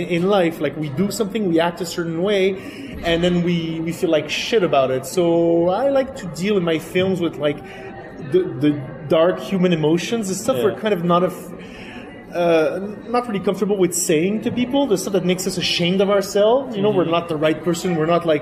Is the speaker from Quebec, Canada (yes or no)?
yes; Quebec, Canada; first language French; English is a second language; also born or lived in France; Because I'm originally French from France. I grew up in Quebec, which is French-Canadian